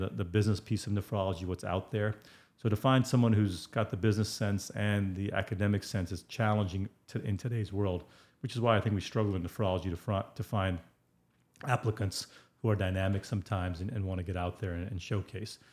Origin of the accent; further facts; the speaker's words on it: India; I'm Indian